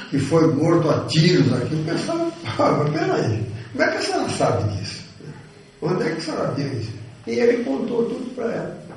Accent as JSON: {"language": "Portuguese", "region": "São Paulo", "country": "Brazil", "tie": "born or raised there", "also_born_or_lived": "Minas Gerais", "moved": "yes", "said": "Eu sou paulista de nascimento, sei disso."}